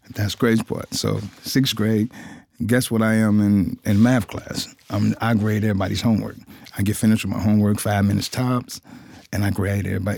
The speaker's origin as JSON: {"language": "English", "town": "Cincinnati", "region": "Ohio", "country": "United States", "tie": "born or raised there", "said": "I'm from Cincinnati, Ohio. I was born and raised there"}